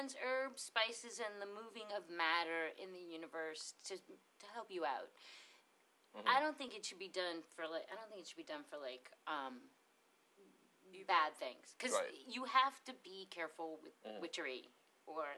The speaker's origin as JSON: {"language": "English", "country": "United States", "also_born_or_lived": "Pennsylvania", "said": "I'm from New York and Pennsylvania."}